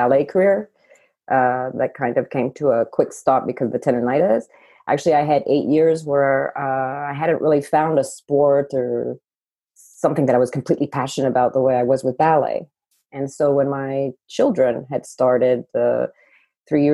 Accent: United States; moved away as an adult; also born or lived in Boston / Paris, France; being an American in Paris, France

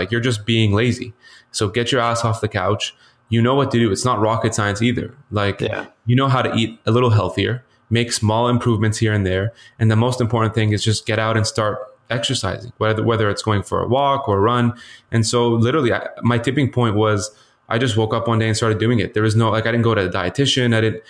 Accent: Lebanon; Yeah, so, you know, originally I was born in Lebanon, so Middle Eastern traditionally, and I actually grew up in the Middle East half my life.

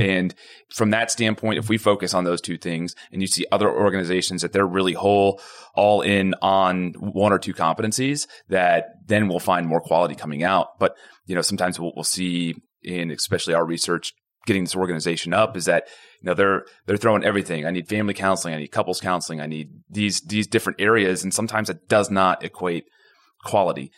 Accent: Houston, Texas, United States; it's really small when I grew up here. So I, I, I actually came back home to, to start everything. I'm from the Houston area. I mean, I went to Klein High School.

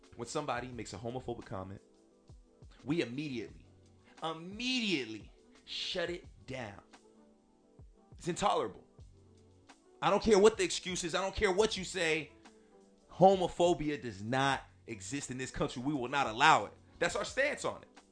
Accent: Northern California, United States; I grew up in Northern California

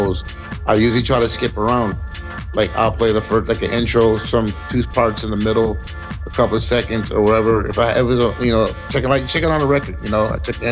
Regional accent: Grand Rapids, Michigan, United States; also born or lived in Flint, Michigan; I wasn't born in Grand Rapids. I was actually born in Flint, Michigan. I've been here all my life, at least since I was like 3 or 4. So this is where I'm from

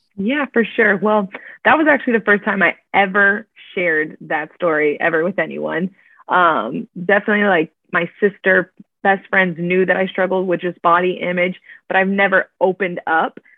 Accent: Miami, Florida, United States; moved away as an adult; now in Orlando, United States; I was born and raised in Miami, Florida, now living in Orlando

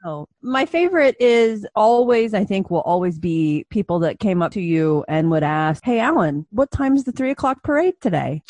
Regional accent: Indiana, United States; also born or lived in Orlando, Florida; I grew up in Indiana. I'm from here. I've been here my whole life

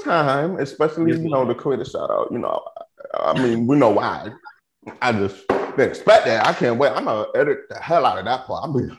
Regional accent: Houston, Texas, United States; I was born in Houston

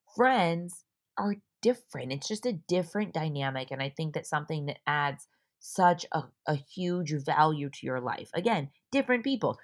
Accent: Orange County, California, United States; moved away as an adult; also born or lived in San Diego; I'm from Orange County, I moved to San Diego for college

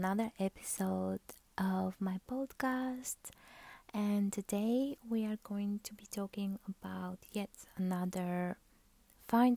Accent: Bulgaria; I'm from Bulgaria

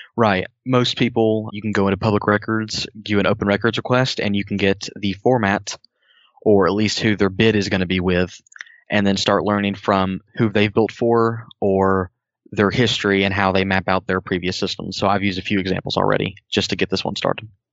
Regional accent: Tennessee, United States; moved away as an adult; I moved up here. I'm from Tennessee

